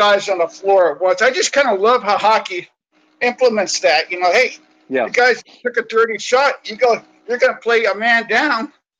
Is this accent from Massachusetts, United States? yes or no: no; California, United States; moved away; You know, I'm from the Bay Area. We moved it from the Bay Area in 89.